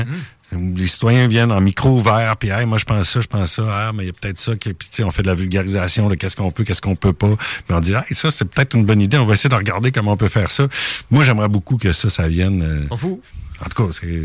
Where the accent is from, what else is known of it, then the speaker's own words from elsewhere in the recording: Lévis, Quebec, Canada; chez, chez nous à Saint-Étienne